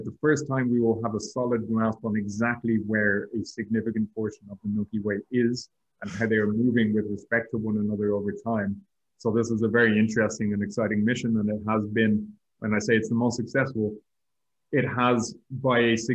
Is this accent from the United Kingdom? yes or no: no; Ireland; also born or lived in Madrid; I was doing 2 years as an Irish national trainee again with the European Space Agency